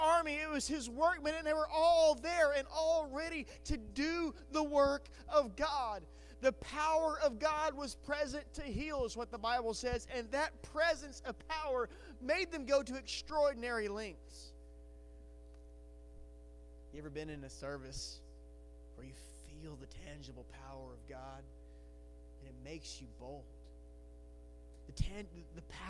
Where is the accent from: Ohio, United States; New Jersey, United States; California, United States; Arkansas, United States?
Arkansas, United States; Batesville; I grew up in Batesville, and I love Batesville